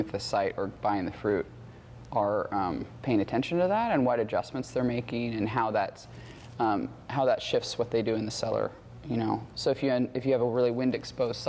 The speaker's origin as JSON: {"language": "English", "region": "Alaska", "country": "United States", "tie": "born or raised there", "moved": "yes", "said": "I'm from Alaska originally, and I grew up commercial fishing"}